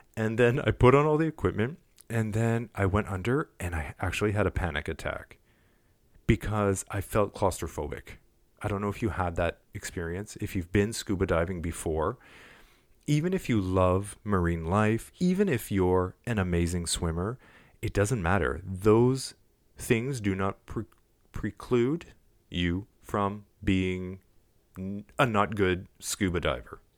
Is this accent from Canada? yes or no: yes; Montreal, Quebec, Canada; I'm from Montreal